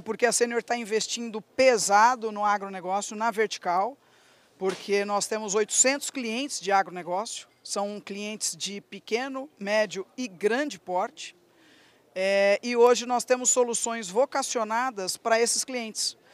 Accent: Ribeirão Preto, São Paulo, Brazil; Nasci em Ribeirão Preto, sou filha de produtor

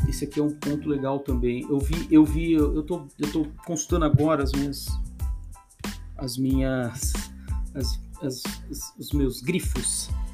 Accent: Brazil; nós como, como, como, brasileiros

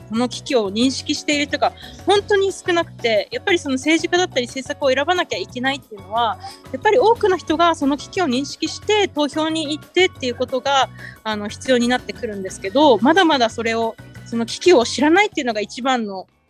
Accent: Tokyo, Japan; 1990年、えっと、東京で生まれました。

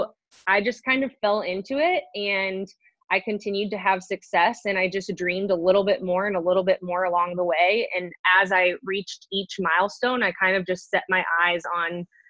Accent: Green, Ohio, United States; also born or lived in Indiana; I was born and raised in Ohio in a small little city called Green. So I'm from Green, Ohio

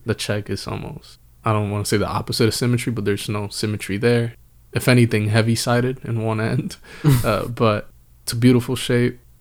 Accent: Northeast, United States; we are from the Northeast.

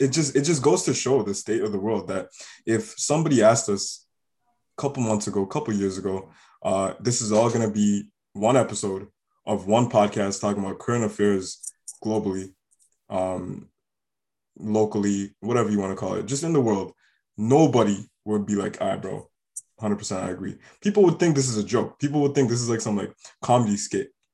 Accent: Canada; growing up in Canada, we were forced to learn French as a language from grade four.

